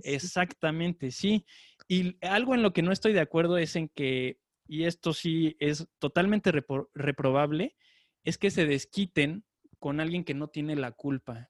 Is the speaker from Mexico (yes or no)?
yes; Mexico; ya no nos afecta como mexicanos